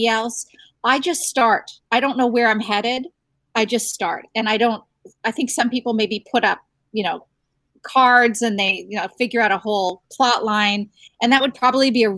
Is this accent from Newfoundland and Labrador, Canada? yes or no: no; Ottawa, Ontario, Canada; as Canadians, I grew up in Ottawa, the coldest capital in the world